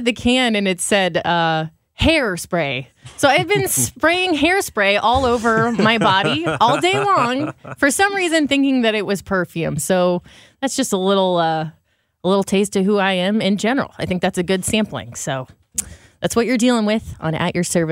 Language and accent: English; Grafton, Illinois, United States; I'm from Grafton, Illinois. It's a town of 600 people